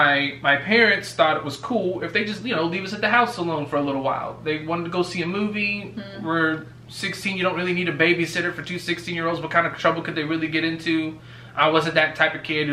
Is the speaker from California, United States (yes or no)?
yes; California, United States; now in Georgia, United States; I'm from California